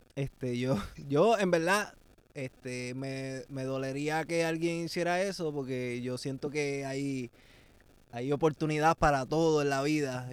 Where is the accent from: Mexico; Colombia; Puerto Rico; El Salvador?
Puerto Rico; Salinas; en mi barrio, en Salinas, de donde yo soy